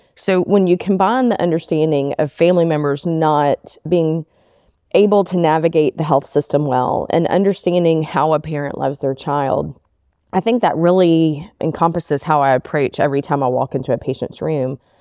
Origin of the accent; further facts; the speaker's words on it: Memphis, Tennessee, United States; also born or lived in Nashville, Tennessee; I'm originally from Memphis and grew up all the way through school here in Memphis